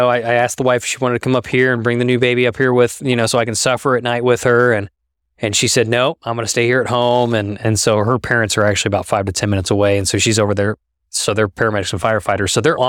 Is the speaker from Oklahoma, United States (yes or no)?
yes; Moore, Oklahoma, United States; I grew up in Moore for a few years there. Right. So …'s from Moore, Oklahoma.